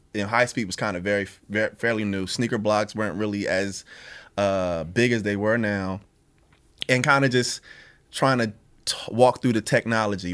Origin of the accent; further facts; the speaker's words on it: Pleasantville, New Jersey, United States; I grew up in South Jersey. city called Pleasantville